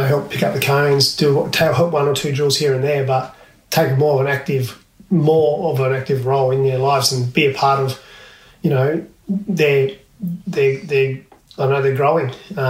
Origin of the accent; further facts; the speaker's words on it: Port Lincoln, South Australia, Australia; Practice growing up in Port Lincoln, walking to and from school.